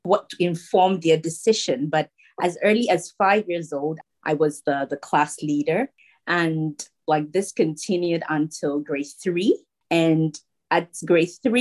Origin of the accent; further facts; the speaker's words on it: Koforidua, Eastern Region, Ghana; I was born in a town called Koforidua in the eastern region of Ghana